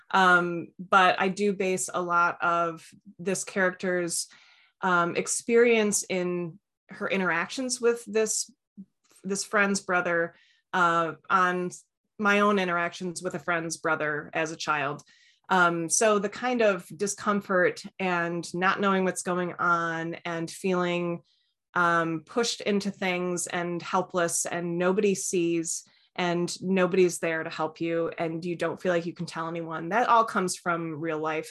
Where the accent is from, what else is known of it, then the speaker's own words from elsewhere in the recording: East Lansing, Michigan, United States; I'm from East Lansing